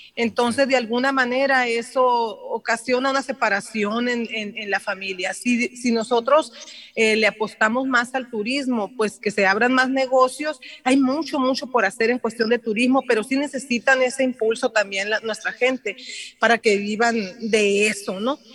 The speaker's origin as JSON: {"language": "Spanish", "town": "Yécora", "region": "Sonora", "country": "Mexico", "tie": "born or raised there", "also_born_or_lived": "Ciudad Obregón", "said": "yo soy nativa de de Yécora, mi mamá es de Guzamopa, pero mi papá es de, es de Yécora, allí nací yo en Yécora, Allí cursé mi primaria y mi secundaria"}